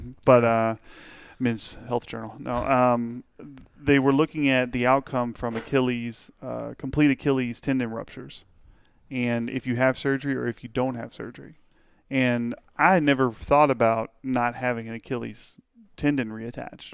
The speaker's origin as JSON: {"language": "English", "town": "Pittsburgh", "country": "United States", "tie": "born or raised there"}